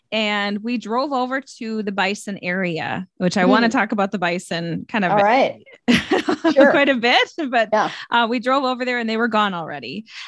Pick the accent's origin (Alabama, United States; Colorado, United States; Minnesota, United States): Minnesota, United States; Stillwater; my husband and I both graduated, like born and raised in Stillwater.